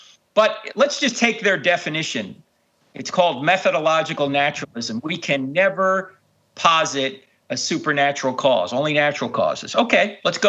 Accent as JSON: {"language": "English", "area": "Jersey Shore", "region": "New Jersey", "country": "United States", "tie": "born or raised there", "said": "I grew up on the Jersey Shore"}